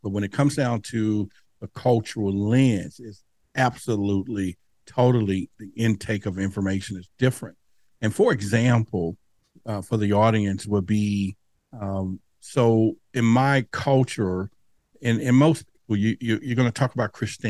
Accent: Dallas, Texas, United States; where I grew up in Dallas at that time, near the Dallas Zoo, you know, we would play under the street lights.

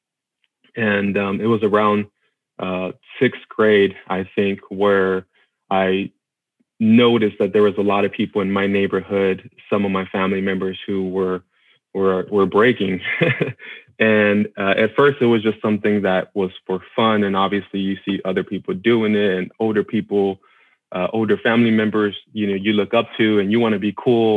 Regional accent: Austin, Texas, United States; I'm originally from Austin, Texas. That's where okay. we grew up in, actually right outside of Austin in a small area called Del Valle.

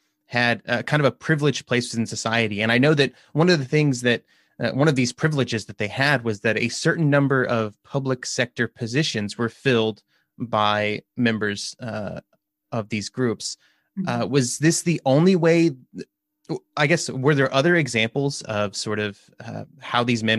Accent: United States; I'm an American

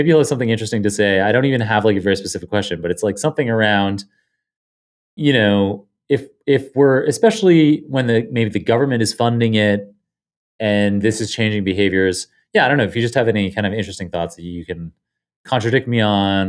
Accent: Canada; moved away as an adult; now in United States; I guess I'm allowed to vote in Canada.

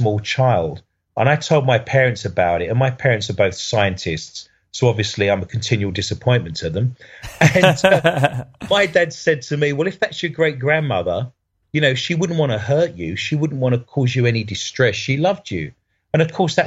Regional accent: United Kingdom; as a Brit

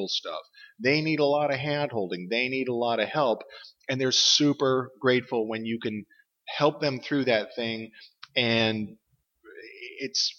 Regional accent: Boston, Massachusetts, United States; moved away as an adult; also born or lived in Michigan / Chicago / Pacific Northwest; now in Portland, United States; I'm originally from Boston, and I spent about 30 years out there.

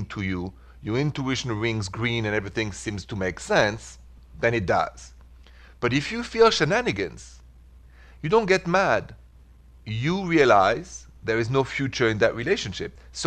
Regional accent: Paris, Île-de-France, France; accent: French; English is a second language; moved away as an adult; now in United States; your humble servant is from Paris. Even though I've spent the last 23 and 24 years in America

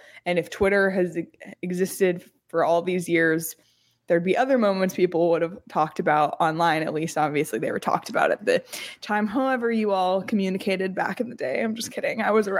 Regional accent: Canada; So as a dual citizen, as a Canadian in Canada during this time, I cheer for Canada. I love Canada.

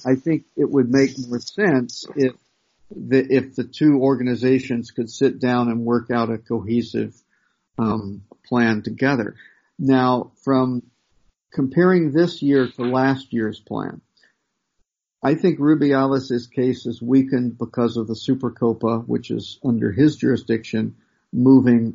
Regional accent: United States; as an American

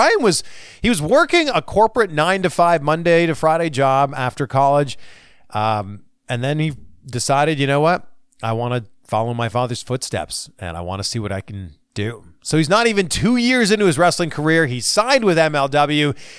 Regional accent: Canada; I'm from Canada.

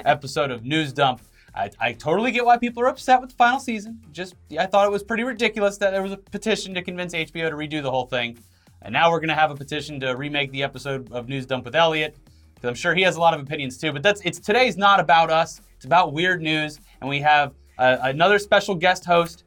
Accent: Florida, United States; moved away; born and raised in Florida

